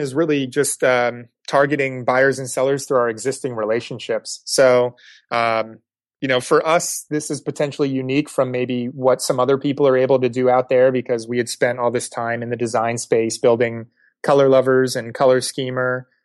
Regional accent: East Coast, United States; moved away; I was growing up on the East Coast

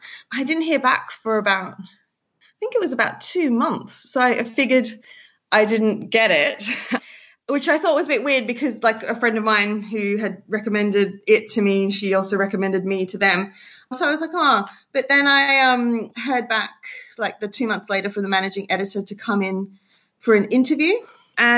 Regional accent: Sydney, New South Wales, Australia; moved away as an adult; now in London, United Kingdom; I'm from Sydney, Australia

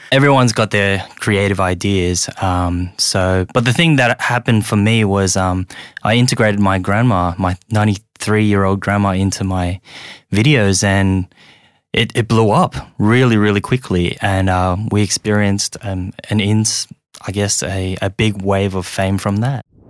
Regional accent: Sydney, New South Wales, Australia; English is a second language; also born or lived in Hong Kong / rural China; I'm just an immigrant that came here when I was very young, um, and ended up growing up in Australia.

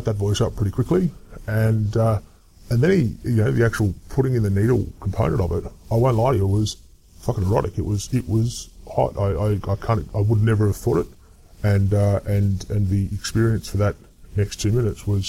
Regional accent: Adelaide, South Australia, Australia; I grew up in Adelaide

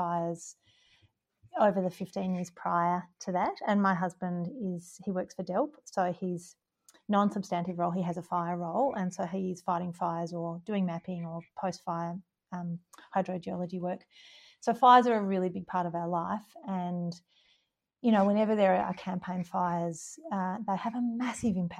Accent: Gippsland, Victoria, Australia; moved away as an adult; now in Stanley, Australia; I'm from Gippsland

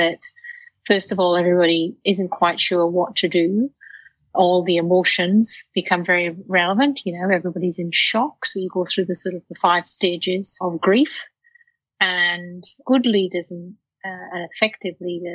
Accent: Wales, United Kingdom; now in Australia; I grew up in Wales in a working class family

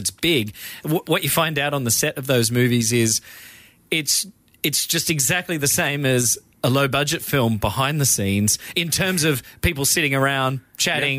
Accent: Australia; I'm Australian

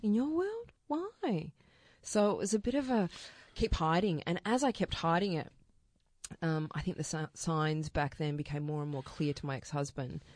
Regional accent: Melbourne, Victoria, Australia; I grew up out in Wantowner South.

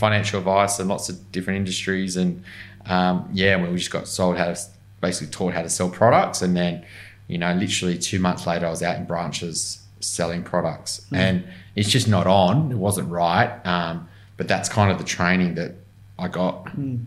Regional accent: Newcastle, New South Wales, Australia; now in Sydney, Australia; I grew up in Newcastle mainly

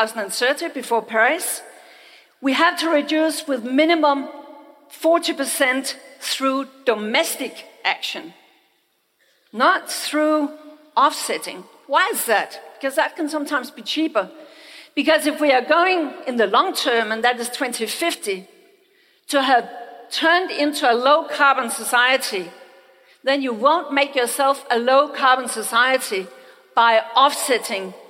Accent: Denmark; I come from Denmark.

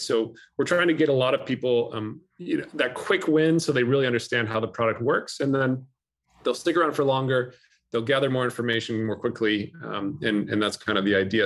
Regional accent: California, United States; my home state of California

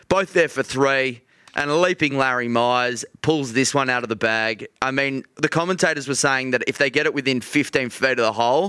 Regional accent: Australia; as an Australian golf fan

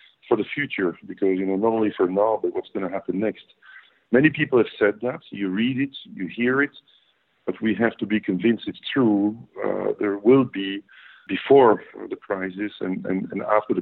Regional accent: Belgium; I'm Belgian born, Belgian raised. I never lived anywhere else but in Belgium

